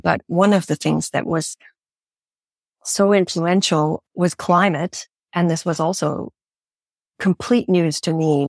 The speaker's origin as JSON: {"language": "English", "country": "Canada", "tie": "born or raised there", "moved": "yes", "said": "I grew up in Canada"}